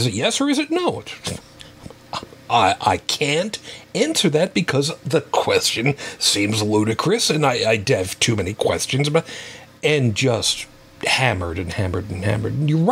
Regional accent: New York City, New York, United States; Italian immigrant family. Yes, Brooklyn

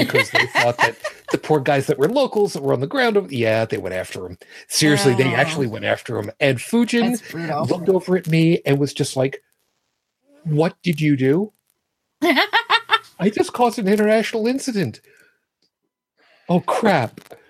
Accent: Long Island, New York, United States; accent: New York; moved away; also born or lived in Brooklyn / Toronto; where I grew up on Long Island

